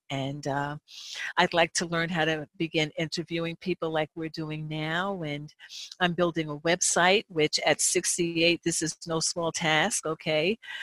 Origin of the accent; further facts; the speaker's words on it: New Jersey, United States; I grew up in New Jersey